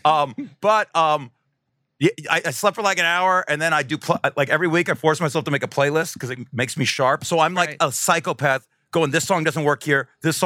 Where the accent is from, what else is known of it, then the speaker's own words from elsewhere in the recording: Las Vegas, Nevada, United States; I grew up in Vegas